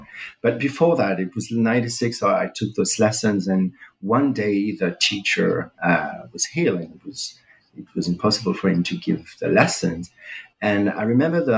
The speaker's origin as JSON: {"language": "English", "town": "Paris", "region": "Île-de-France", "country": "France", "tie": "born or raised there", "second_language": "English", "moved": "as an adult", "lives_now": "Brazil", "said": "I was born in Paris in 76"}